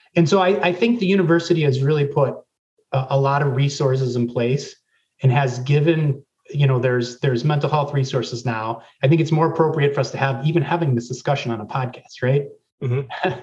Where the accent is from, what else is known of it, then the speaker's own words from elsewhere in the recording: Racine, Wisconsin, United States; I'm originally from Racine, Wisconsin, so I was two years behind um, uh, Brent Moss, J.C. Dawkins, and Sam Veit. And what's interesting is, um, you know, I went to uh, Racine William Horlick High School